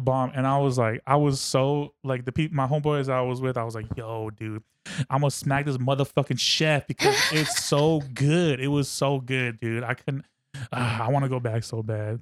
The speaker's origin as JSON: {"language": "English", "town": "Fairfield", "region": "California", "country": "United States", "tie": "born or raised there", "also_born_or_lived": "Suisun City, California / Vallejo, California", "said": "I grew up in Sissoon and Fairfield, and Vallejo"}